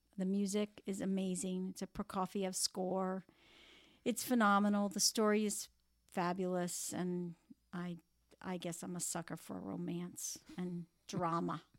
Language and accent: English; Palm Beach, Florida, United States; moved away as an adult; also born or lived in Kansas City / Cleveland; this is my hometown